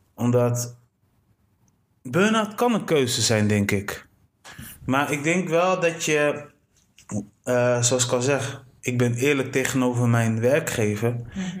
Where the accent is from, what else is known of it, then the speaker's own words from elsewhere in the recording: Delfzijl, Groningen, Netherlands; ik ben geboren in Delcel. Ja. Delcel, Groningen, daar kun je fietsen tot de fullest